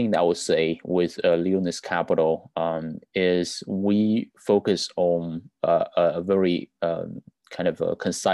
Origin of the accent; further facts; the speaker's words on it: China; now in United States; I was born in China, you know, I'm immigrant in the US.